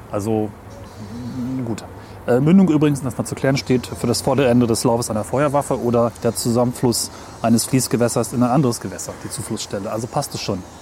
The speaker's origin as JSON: {"language": "German", "region": "Weser area", "country": "Germany", "tie": "born or raised there", "said": "weil ich bin an der Weser aufgewachsen."}